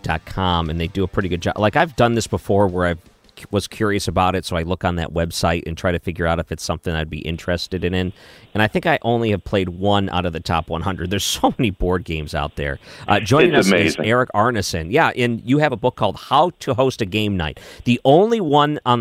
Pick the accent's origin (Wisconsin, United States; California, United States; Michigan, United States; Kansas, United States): Michigan, United States; now in St. Louis, United States; I came from Michigan